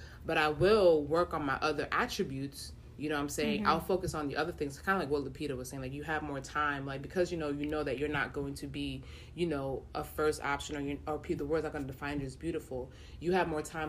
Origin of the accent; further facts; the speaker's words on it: Nigeria; and I grew up in Nigeria in my formative years, right?